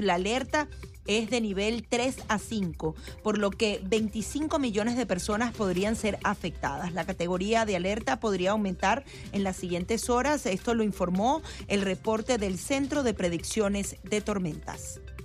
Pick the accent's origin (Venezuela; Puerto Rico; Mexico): Venezuela; now in United States; Yo como venezolana he visto cómo los exiliados eh, nos dividimos